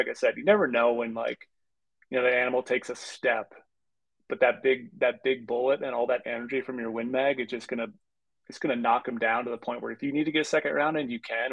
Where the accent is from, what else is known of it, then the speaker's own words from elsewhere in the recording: Minnesota, United States; When I grew up rifle hunting in Minnesota